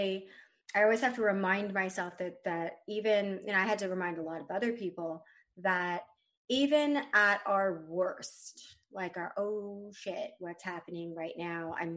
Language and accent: English; Texas, United States; I'm also from Texas